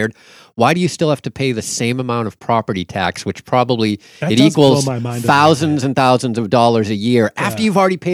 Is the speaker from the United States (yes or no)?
yes; Malden, Massachusetts, United States; I'm from Malden